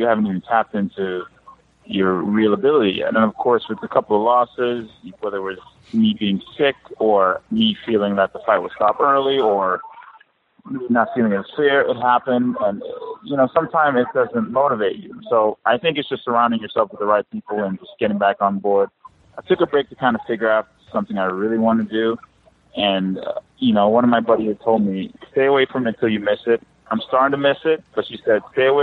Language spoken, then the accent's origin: English; Jamaica; I'm Jamaican.